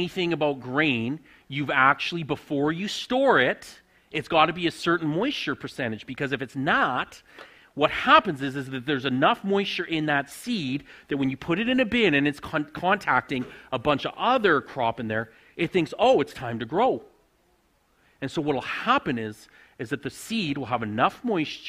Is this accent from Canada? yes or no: yes; Saskatchewan, Canada; moved away as an adult; also born or lived in Alberta; now in Riondel, Canada; I grew up on a grain farm in Saskatchewan